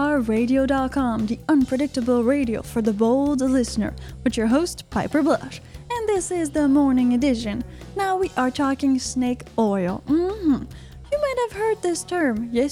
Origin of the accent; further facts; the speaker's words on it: Canada; I'm Canadian